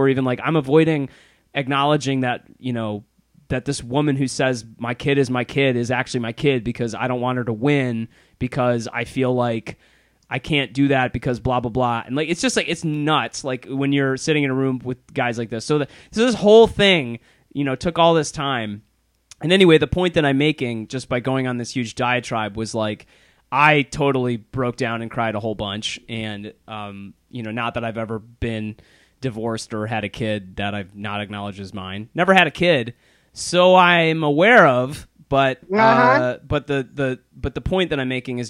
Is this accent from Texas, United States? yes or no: no; Plymouth, Michigan, United States; now in Chicago, United States; my hometown of Plymouth, Michigan